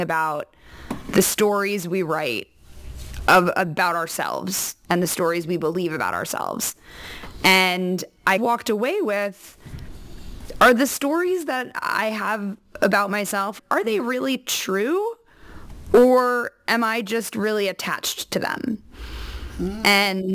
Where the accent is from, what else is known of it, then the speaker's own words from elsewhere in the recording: New York, United States; moved away as an adult; now in California, United States; I'm a native New Yorker, which I've also been told that the only people who introduce themselves that way are New Yorkers. So I grew up in New York